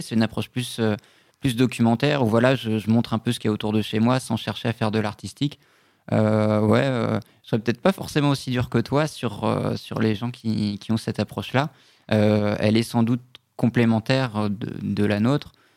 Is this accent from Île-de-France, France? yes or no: no; Brittany, France; j'ai grandi en Bretagne